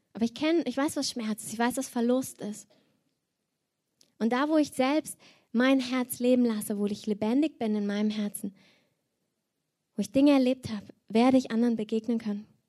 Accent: Cologne, North Rhine-Westphalia, Germany; ich komme aus Köln

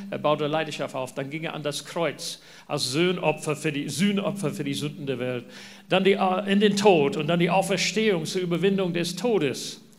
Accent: New Zealand; German is a second language; Ja, schön nach Neuseeland fliegen. Da kommen wir her. Man merkt es an meinem Dialekt, südlichem Klang in meinem Deutsch.

